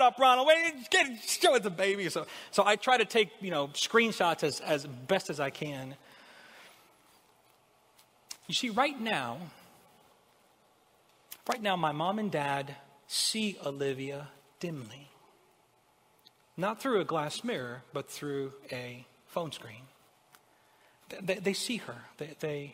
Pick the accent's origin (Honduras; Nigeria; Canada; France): Honduras; moved away as an adult; now in United States; I'm from Honduras. Most of you know I wasn't born here in America. I immigrated here almost 20 years ago. I was 18 at the time